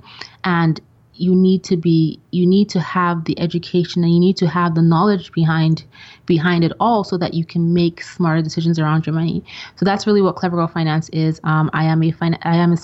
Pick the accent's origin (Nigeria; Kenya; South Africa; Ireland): Nigeria; moved away as an adult; also born or lived in Austria / England; now in United States; my grade school and high school years were in Nigeria